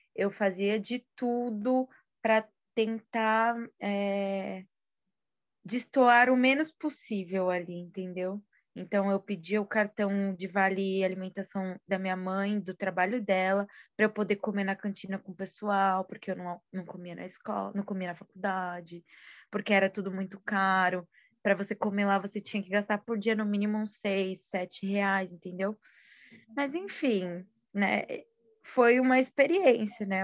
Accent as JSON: {"language": "Portuguese", "region": "São Paulo", "country": "Brazil", "tie": "born or raised there", "said": "quando eu saí da minha quebrada, Zona Leste"}